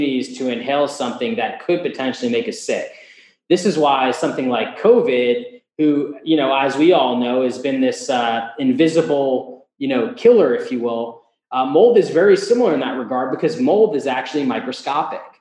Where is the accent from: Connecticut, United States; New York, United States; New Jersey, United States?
New Jersey, United States; I'm from the Northeast, New Jersey particularly